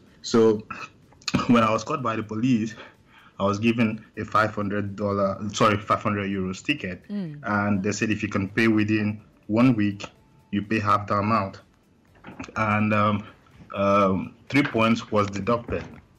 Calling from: Graz, Styria, Austria; Yeah, I'm currently calling from Austria, Graz.

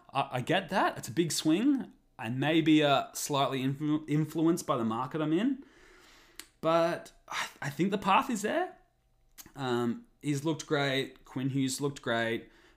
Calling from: Vancouver, British Columbia, Canada; I will tell everyone I'm recording this from Canuck Heartland, Vancouver, BC, Canada.

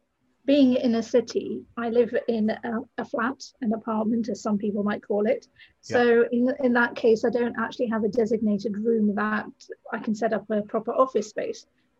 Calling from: Brighton, South East England, United Kingdom; I'm in the south of England, a place called Brighton, and I'm so fortunate to be by the sea.

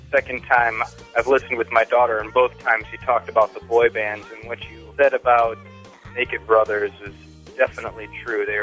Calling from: New York City, New York, United States; I'm calling from New York City.

